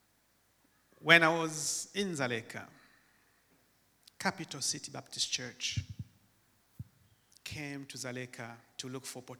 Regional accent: DR Congo; English is a second language; moved away; also born or lived in Tanzania; back in the Congo, when the English subject came, we just made noise so that the teacher can kick us out from his class

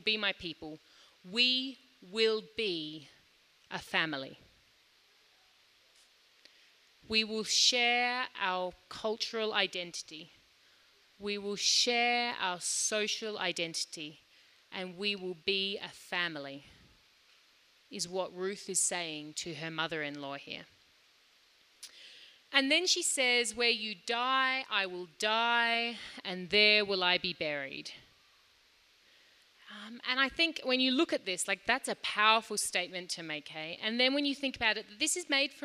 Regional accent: Australia; now in Lilongwe, Malawi; I grew up in Australia

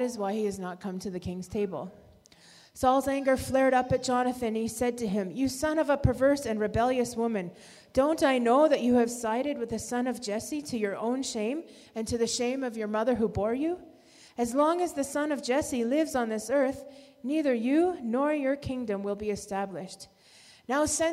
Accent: Canada; now in Malawi; We have four children, and we're from Canada, and we work here in Malawi

